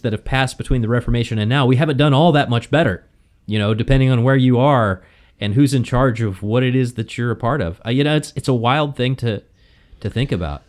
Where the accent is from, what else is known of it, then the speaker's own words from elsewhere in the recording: the South, United States; growing up in the South